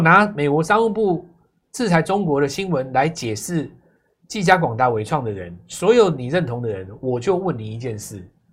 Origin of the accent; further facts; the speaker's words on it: Taiwan; 我们台湾人